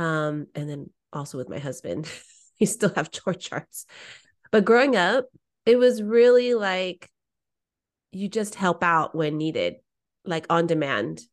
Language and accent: English; Bay Area, California, United States; what it was like in the Bay Area